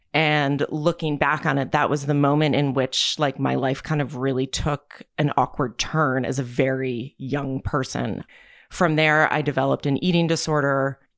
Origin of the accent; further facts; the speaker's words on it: New Jersey, United States; So I am from New Jersey. I was born and raised in New Jersey. I've lived multiple places in my life, but I always tend to wind up back in New Jersey.